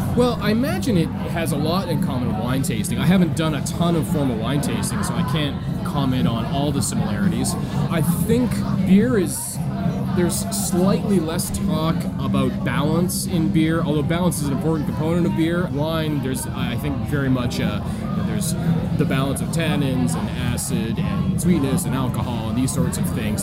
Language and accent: English; British Columbia, Canada; moved away as an adult; also born or lived in California; growing up in British Columbia